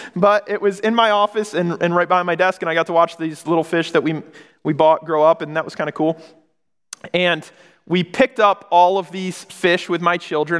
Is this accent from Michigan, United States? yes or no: yes; Michigan, United States; moved away as an adult; also born or lived in Oregon; moved back to Michigan, I grew up in Michigan. I was in Oregon